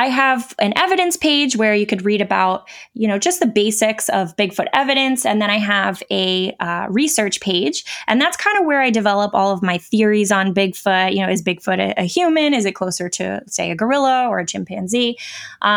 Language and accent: English; New York, United States; moved away; I am from New York, so that was close to where I lived at the time